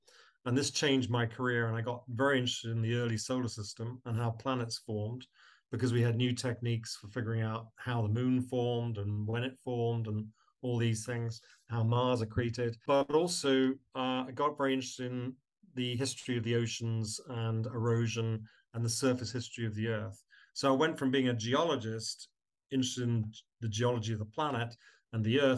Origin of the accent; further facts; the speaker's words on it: Cornwall, South West England, United Kingdom; moved away as an adult; also born or lived in Newcastle; now in New York, United States; I grew up in Cornwall in southwest England.